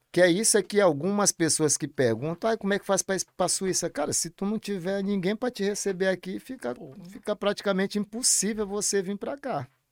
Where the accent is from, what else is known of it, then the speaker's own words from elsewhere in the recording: Brazil; moved away as an adult; also born or lived in Netherlands / Italy; now in Switzerland; Porque eu também sou brasileiro, nasci lá